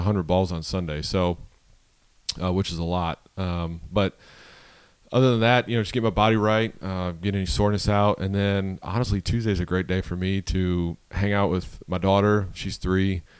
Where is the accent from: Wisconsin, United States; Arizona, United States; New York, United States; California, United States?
New York, United States; Buffalo; growing up in Buffalo